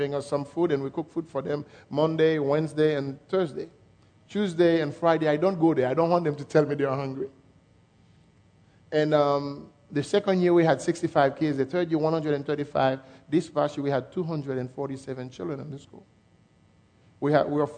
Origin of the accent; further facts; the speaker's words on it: Haiti; accent: French; English is a second language; I was born in Haiti